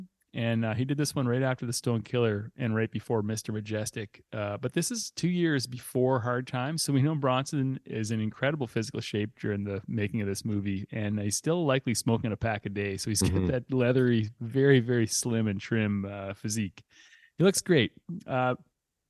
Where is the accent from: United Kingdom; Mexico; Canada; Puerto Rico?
Canada; accent: Canadian; my Canadian accent